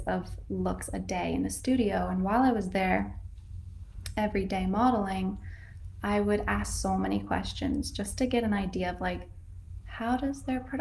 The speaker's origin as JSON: {"language": "English", "region": "Northern California", "country": "United States", "tie": "born or raised there"}